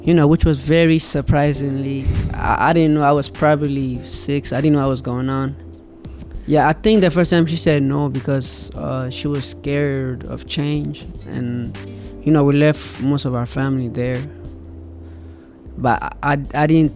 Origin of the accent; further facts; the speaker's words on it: Ethiopia; moved away; I was born in Ethiopia